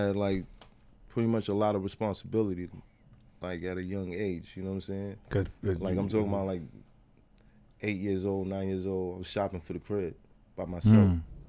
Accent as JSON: {"language": "English", "town": "New York City", "region": "New York", "country": "United States", "tie": "born or raised there", "said": "was raised. Crown Heights, borderline Flatbush."}